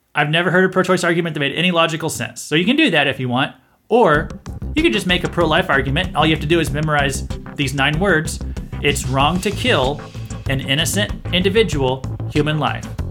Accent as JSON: {"language": "English", "region": "Missouri", "country": "United States", "said": "I'm from Missouri"}